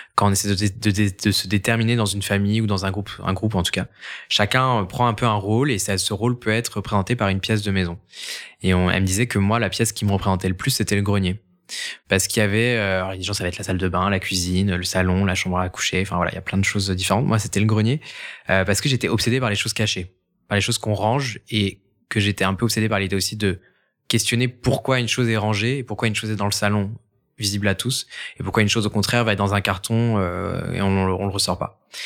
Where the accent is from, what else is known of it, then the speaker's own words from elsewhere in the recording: Angers, Pays de la Loire, France; j'ai grandi à Angers